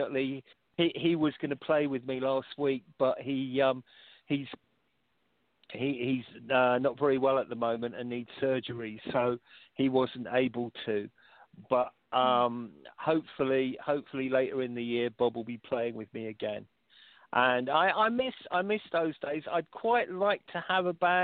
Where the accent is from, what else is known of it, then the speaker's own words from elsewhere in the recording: London, United Kingdom; Golders Green in London, very close to where I was brought up in Finchley